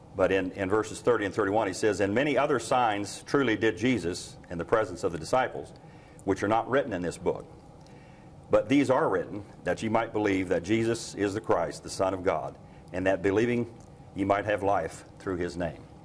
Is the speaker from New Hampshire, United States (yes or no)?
no; Ohio, United States; moved away; I'm from Ohio originally